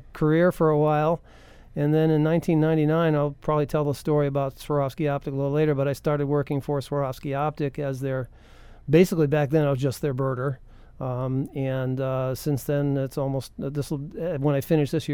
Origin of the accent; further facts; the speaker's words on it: Connecticut, United States; moved away; I grew up in Connecticut, a long way from Texas, back in the 1960s